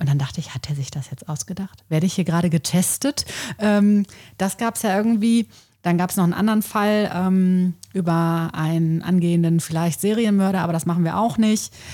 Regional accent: Coesfeld, North Rhine-Westphalia, Germany; moved away as an adult; also born or lived in Essen; wenn man mich gefragt hat, und woher kommst du? Und ich gesagt habe, ja, aus Großfeld

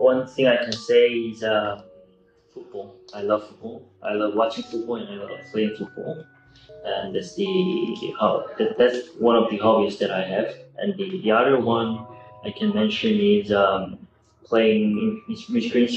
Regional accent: Seoul, South Korea; moved away as an adult; also born or lived in Tokyo, Japan / Beijing, China; now in Vietnam; I was born in Seoul, and I live all my life in Seoul

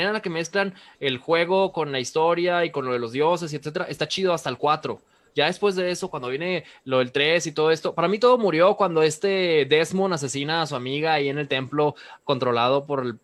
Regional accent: Nuevo León, Mexico; Berlanga y yo somos de aquí de Nuevo León.

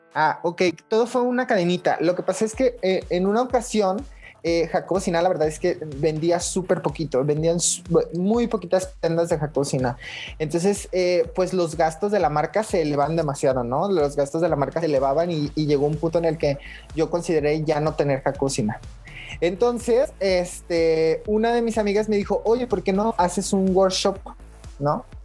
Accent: Zacualco de Torres, Jalisco, Mexico; moved away; yo vengo de un pueblo cerca de Guadalajara que se llama Zacualco de Torres. Es un pueblito chiquitito, este, pues como a una hora de Guadalajara y aproximadamente en, pues en, mi pueblo, en, el lugar donde vivía

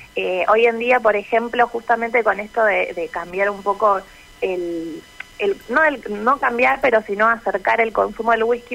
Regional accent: Venado Tuerto, Santa Fe, Argentina; also born or lived in Rosario; Yo soy de Venado Tuerto, exactamente

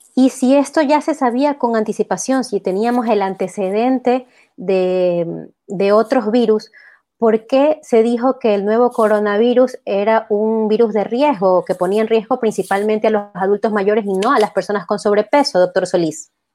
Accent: Ecuador; como ecuatorianos

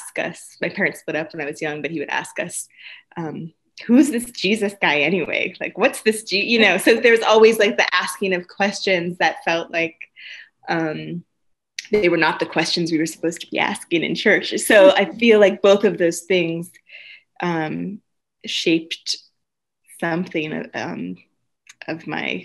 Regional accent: Santa Ana, California, United States; also born or lived in Los Angeles; I grew up in Southern California

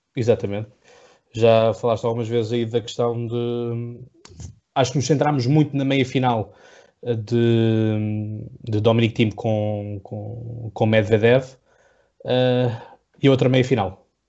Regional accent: Setúbal, Portugal; eu sou do Distrito de Setúbal

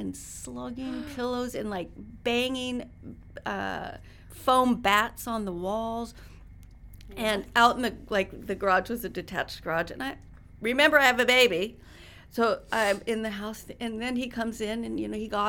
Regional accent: Reno, Nevada, United States; moved away as an adult; also born or lived in Washington / New Mexico / New York City; I grew up in Reno, so we had horses and motorcycle

